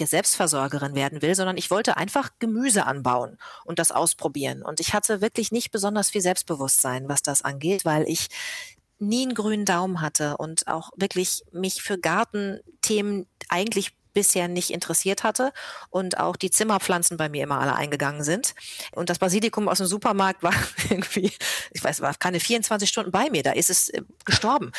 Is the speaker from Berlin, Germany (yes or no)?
no; Bad Lippspringe, North Rhine-Westphalia, Germany; also born or lived in Paderborn; now in Hamburg, Germany; ich bin sogar in Bad Lippspringe aufgewachsen.